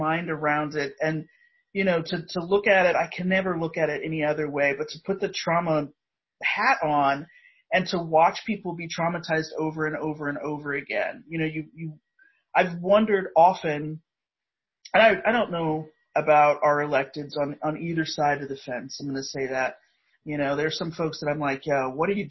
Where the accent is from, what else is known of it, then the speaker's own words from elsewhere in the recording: Indiana, United States; I'm a Midwestern Indiana suburban kid.